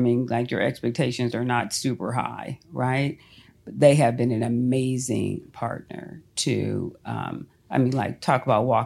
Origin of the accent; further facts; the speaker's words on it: Los Angeles, California, United States; moved away as an adult; now in Atlanta, United States; I'm born and raised in Los Angeles.